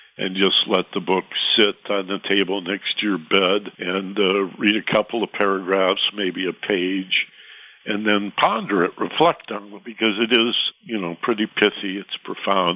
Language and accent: English; southwestern Michigan, United States; moved away as an adult; also born or lived in Lansing, Michigan / Detroit, Michigan; now in Los Angeles, United States; I'm from a small town in southwestern Michigan, about 6,000 people surrounded by fruit orchards and farms